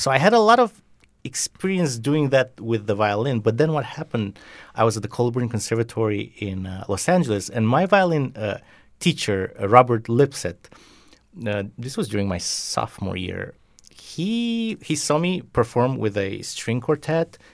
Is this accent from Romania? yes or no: yes; Romania; also born or lived in Bucharest, Romania; they moved me from my hometown to the capital of Romania, Bucharest